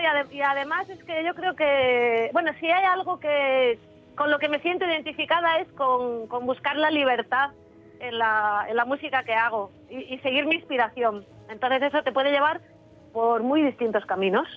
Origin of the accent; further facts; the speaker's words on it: San Antolín de Ibias, Asturias, Spain; moved away; ahora mismo estoy aquí en mi pueblo, en San Antolín